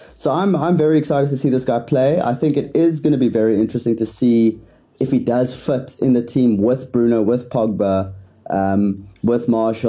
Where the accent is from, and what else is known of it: South Africa